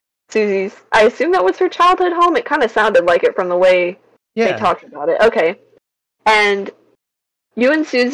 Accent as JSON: {"language": "English", "region": "the South", "country": "United States", "said": "I'm from the South"}